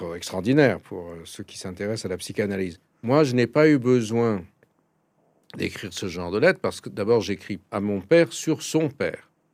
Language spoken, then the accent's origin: French; Paris, Île-de-France, France; j'ai été éduqué en français, je suis né à Paris